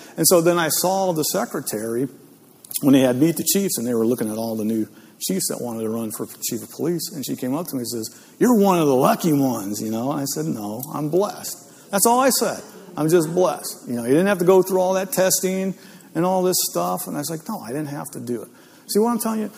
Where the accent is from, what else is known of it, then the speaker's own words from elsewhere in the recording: Northeast Ohio, United States; I grew up in Northeast Ohio